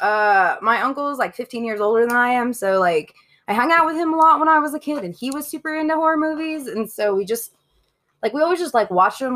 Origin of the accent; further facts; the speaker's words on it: Denver, Colorado, United States; I grew up in Colorado. I'm fucking native